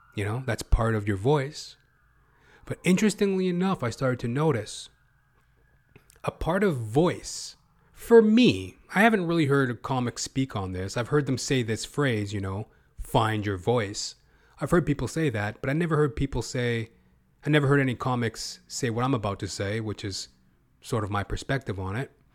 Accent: Western Canada, Canada; accent: Western Canadian; I come from Western Canada. This is my speaking voice. you know, I'm obviously a black man, but my regional dialect is of a Western Canadian.

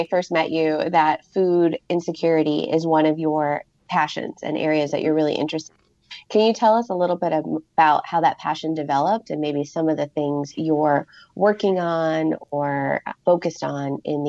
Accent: Pittsburgh, Pennsylvania, United States; I grew up in Pittsburgh, so not far from West Virginia

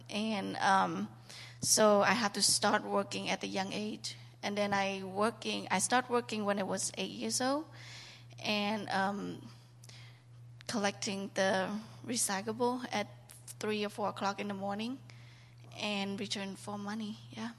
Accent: Cambodia; moved away; I was born and raised in Cambodia

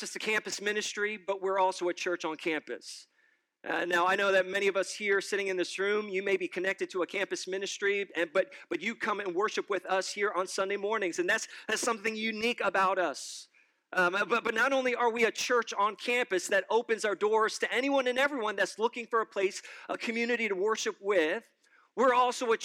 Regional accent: New York City, New York, United States; now in State College, United States; I am originally a New Yorker, born and raised in New York City all my life

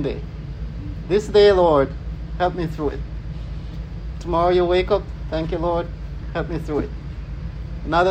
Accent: Jamaica; I'm Jamaican.

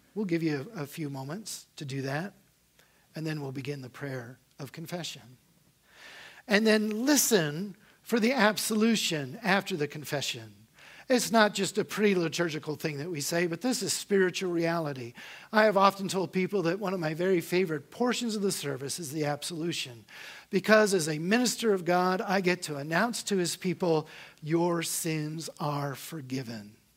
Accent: Northern Virginia, United States; I was born and raised here in Northern Virginia

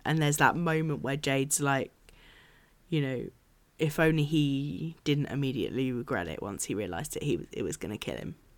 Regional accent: United Kingdom; as a British person

